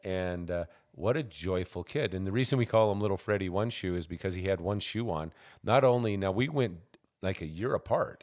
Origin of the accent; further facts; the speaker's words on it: Montana, United States; moved away; All my growing up years were spent in Montana.